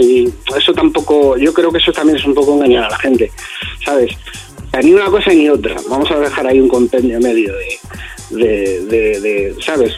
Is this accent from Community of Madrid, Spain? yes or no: yes; Alcalá de Henares, Community of Madrid, Spain; donde soy yo, de Alcalá de Henares